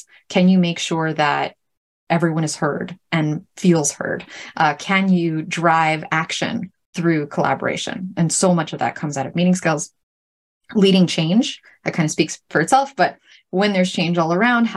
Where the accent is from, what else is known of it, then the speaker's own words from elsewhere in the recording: New York City, New York, United States; I grew up in Brooklyn